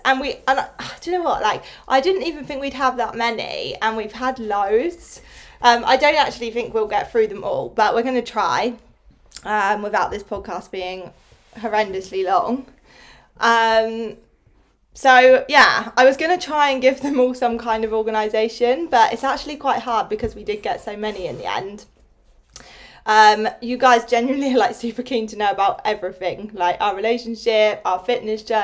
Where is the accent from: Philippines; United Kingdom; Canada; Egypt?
United Kingdom; Newbury, South East England; also born or lived in Bristol; I moved back to Newbury, like having to move back in with my parents